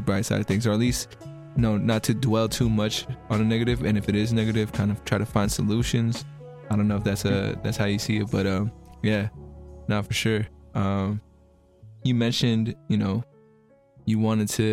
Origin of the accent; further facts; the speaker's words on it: the Bay Area, California, United States; I'm from the Bay